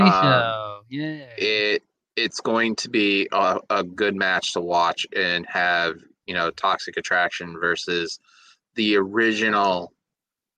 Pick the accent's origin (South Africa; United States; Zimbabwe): United States; Boston, Massachusetts; I'm from Boston